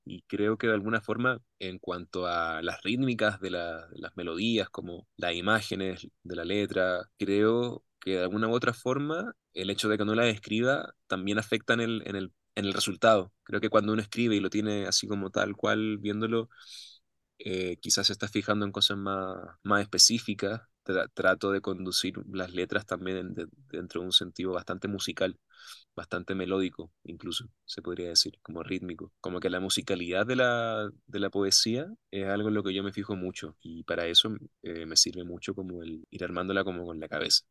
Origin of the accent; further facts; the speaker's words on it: Santiago, Santiago Metropolitan Region, Chile; moved away as an adult; now in Mexico City, Mexico; yo vengo de Santiago de Chile y yo vine a la Ciudad de México nada más por una semana